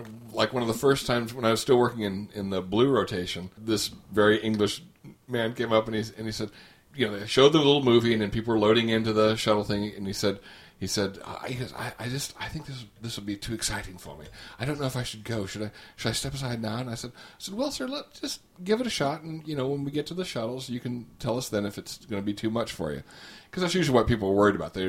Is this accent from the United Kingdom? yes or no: no; Australia; Oh, we're from Australia.